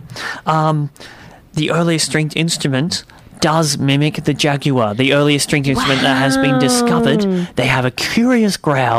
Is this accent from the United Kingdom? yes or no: yes; United Kingdom; So, well, look, I'm from Britain, so cut me some slack.